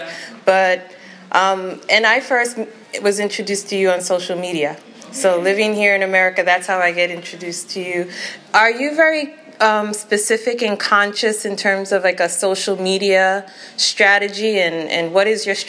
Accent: New York, United States; also born or lived in Caribbean; I grew up in New York

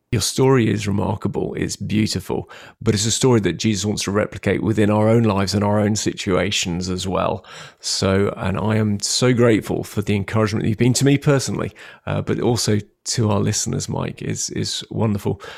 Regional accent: London, United Kingdom; moved away as an adult; now in Bournemouth, United Kingdom; i was born in London, so I'm a Londoner

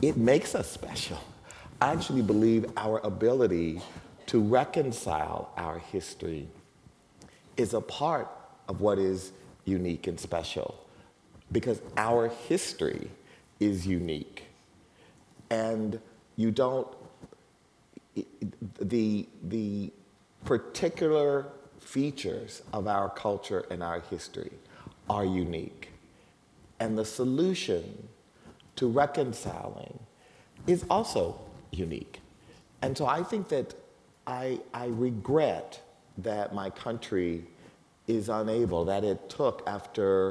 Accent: United States; I am tremendously proud of being an American

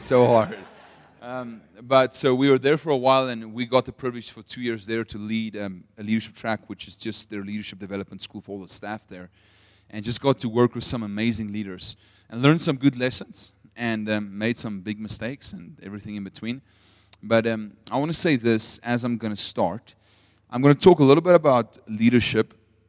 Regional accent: Potchefstroom, North West, South Africa; English is a second language; also born or lived in United States; I'm a true Potchi, which means like I'm born and bred in Potch, which makes me very Afrikaans, but I lived in America for 4 years. That's why my accent sounds a little bit funny.

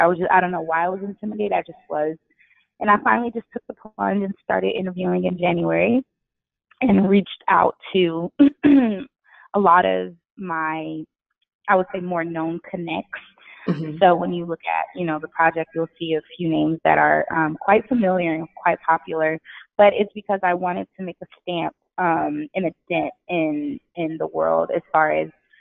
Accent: Gary, Indiana, United States; now in California, United States; I was born in Gary, Indiana, so I was in the hood.

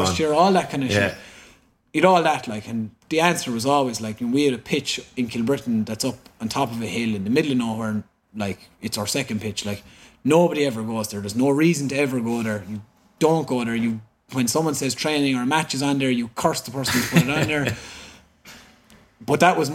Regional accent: Cork, Munster, Ireland; I am from Cork

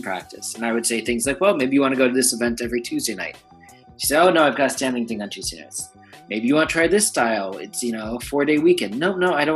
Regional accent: New York City, New York, United States; I was born and raised here in New York

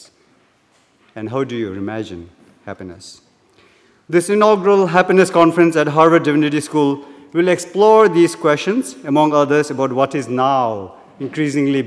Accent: Bhutan; moved away as an adult; now in Cambridge, United States; I'm from Bhutan, as you can see, wearing my national dress

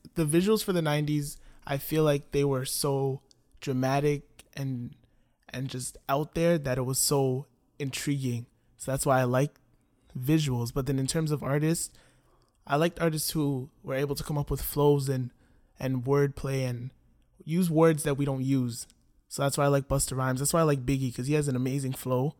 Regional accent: Toronto, Ontario, Canada; also born or lived in Scarborough / North York; Okay, so I grew up in Toronto. I was born in Scarborough, and then me and my family moved to North York

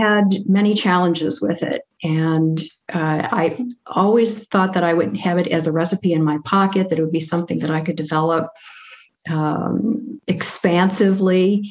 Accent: Cincinnati, Ohio, United States; when I was a teenager growing up in Cincinnati, Ohio

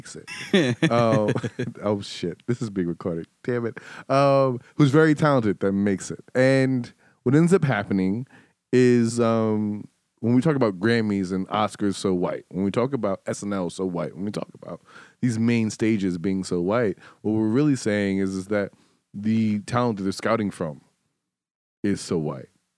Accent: New York City, New York, United States; also born or lived in Detroit; I'm from Harlem

